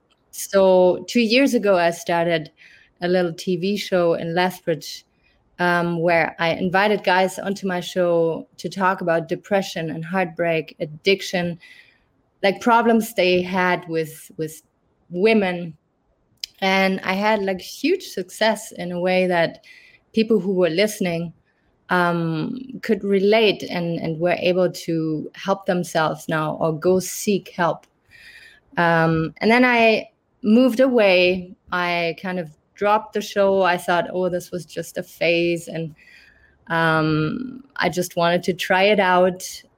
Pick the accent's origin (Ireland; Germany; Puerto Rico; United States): Germany; English is a second language; moved away as an adult; now in Canada; I'm originally from Germany, but I grew up in a French family and a German family. That's why I might not have the harsh German accent. I moved to Canada 7 years ago